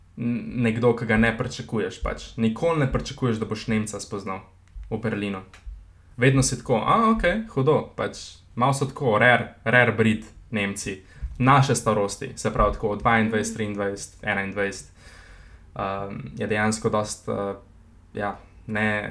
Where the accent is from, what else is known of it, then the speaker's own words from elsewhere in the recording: Slovenia; Slovenci smo